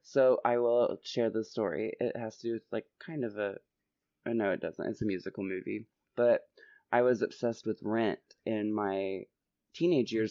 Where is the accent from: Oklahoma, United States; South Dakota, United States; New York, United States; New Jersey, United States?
Oklahoma, United States; growing up in Oklahoma